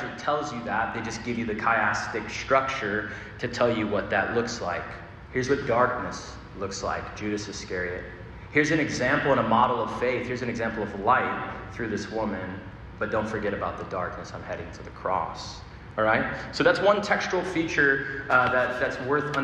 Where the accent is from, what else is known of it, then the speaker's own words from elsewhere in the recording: Arizona, United States; now in New York City, United States; I'm from Arizona, desert rain